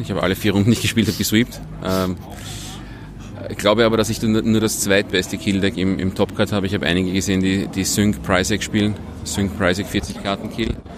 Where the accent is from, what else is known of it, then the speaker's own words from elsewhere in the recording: Vienna, Austria; ich komme aus Wien, ähm, spiele in Wien